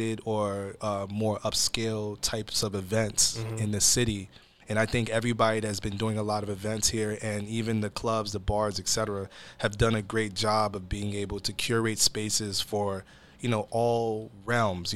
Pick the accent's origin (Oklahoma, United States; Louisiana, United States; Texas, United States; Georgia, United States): Georgia, United States; Atlanta; now in Seattle, United States; I'm originally born and raised in Atlanta, Georgia, but I am Nigerian